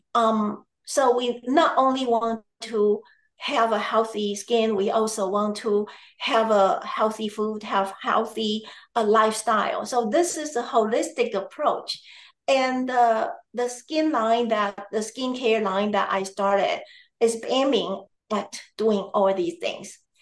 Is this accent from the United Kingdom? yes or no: no; Taiwan; now in United States; I am originally from Taiwan